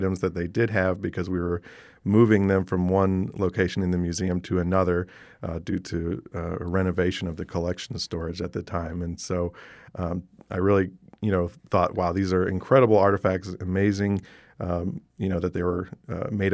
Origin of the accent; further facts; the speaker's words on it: West Palm Beach, Florida, United States; born and raised in Florida in West Palm Beach.